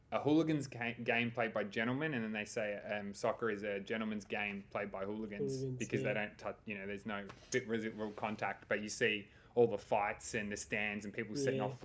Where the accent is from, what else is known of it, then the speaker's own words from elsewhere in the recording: Sydney, New South Wales, Australia; now in Melbourne, Australia; I grew up in Sydney